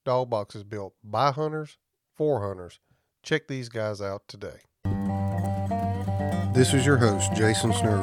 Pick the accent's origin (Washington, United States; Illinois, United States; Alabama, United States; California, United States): Alabama, United States; southeast; moved away; I'm from Alabama originally, the southeast side of Alabama.